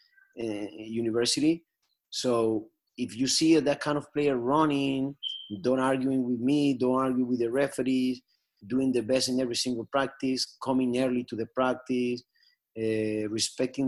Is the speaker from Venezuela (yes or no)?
yes; Venezuela; moved away